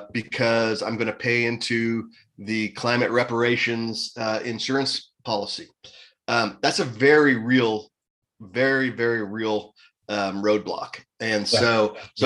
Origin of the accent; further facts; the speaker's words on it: United States; as an American